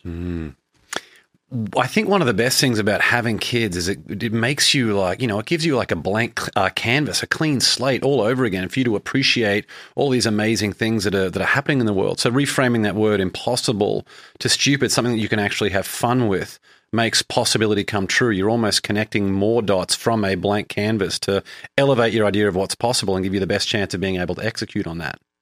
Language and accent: English; Brisbane, Queensland, Australia; moved away as an adult; now in Boston, United States; I moved from Brisbane in Australia, where I grew up for the first twenty-eight years of my life, over to Boston, Massachusetts